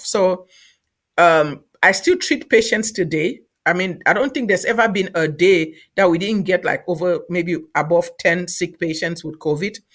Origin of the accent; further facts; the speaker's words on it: Cameroon; moved away as an adult; also born or lived in Nigeria; now in United States; I'm from Cameroon originally